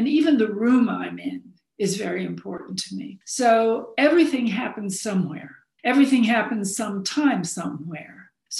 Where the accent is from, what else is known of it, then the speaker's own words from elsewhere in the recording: Arizona, United States; born there; also born or lived in England / Florida / Chicago / New Haven; because I was born in Arizona and never really felt that Arizona was my home